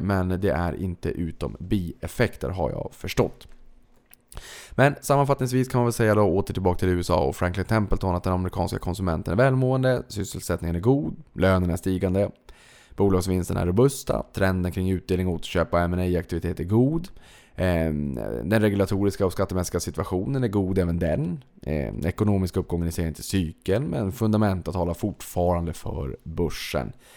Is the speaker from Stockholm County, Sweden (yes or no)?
no; Boden, Norrbotten County, Sweden; moved away; jag kommer från Boden